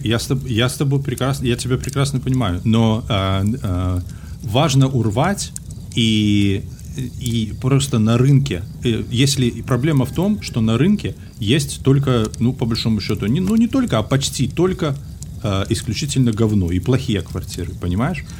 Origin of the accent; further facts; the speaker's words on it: Belarus; moved away as an adult; now in United States; уеду из Беларуси, буду жить в Америке